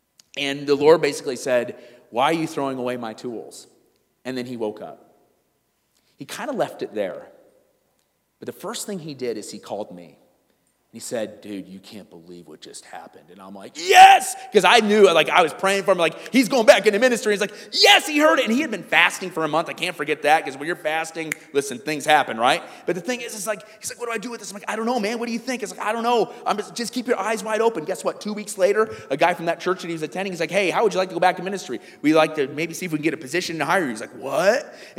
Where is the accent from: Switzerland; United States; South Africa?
South Africa; I'm from South Africa."